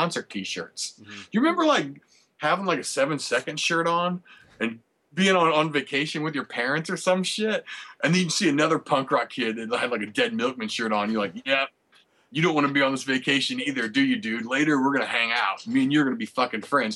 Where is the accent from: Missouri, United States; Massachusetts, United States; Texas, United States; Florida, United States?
Missouri, United States; St. Louis; I'm from St. Louis, and I tattoo too